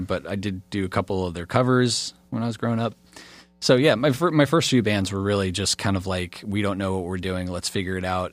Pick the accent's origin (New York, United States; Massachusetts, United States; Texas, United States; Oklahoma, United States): Oklahoma, United States; Pryor; also born or lived in Illinois / California / Montana; now in Florida, United States; I grew up in Pryor, Oklahoma, and there's just not a lot of musicians there